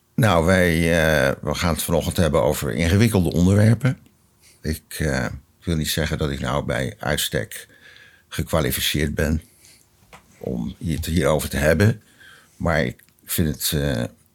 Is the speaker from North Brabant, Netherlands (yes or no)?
no; Rotterdam, South Holland, Netherlands; Ik ben geboren in een eh, groot gereformeerd gezin, Rotterdam Zuid